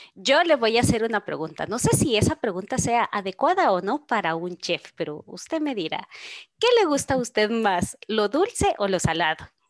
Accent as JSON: {"language": "Spanish", "country": "Guatemala", "said": "nosotros como guatemaltecos"}